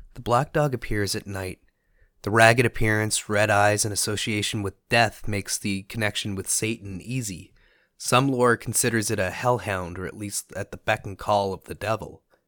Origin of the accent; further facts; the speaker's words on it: Canada; As a Canadian